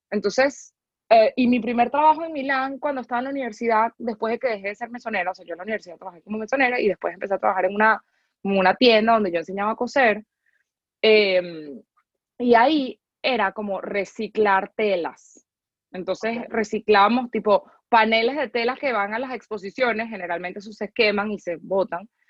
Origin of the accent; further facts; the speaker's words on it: Venezuela; somos venezolanos